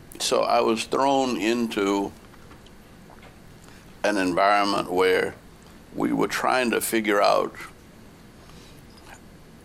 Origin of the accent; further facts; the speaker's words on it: New Orleans, Louisiana, United States; moved away; I grew up in New Orleans